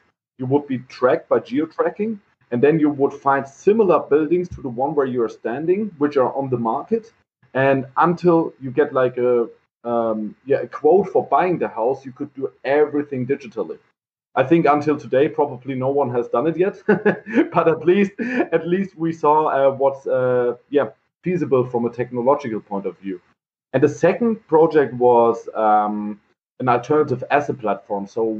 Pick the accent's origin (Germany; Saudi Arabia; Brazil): Germany; Heidelberg, Baden-Württemberg; English is a second language; So I'm born and raised in Heidelberg.